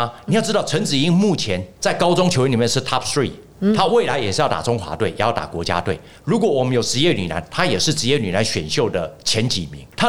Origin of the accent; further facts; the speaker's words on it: Taiwan; 我们台湾人在造神的时候造的非常的伟大，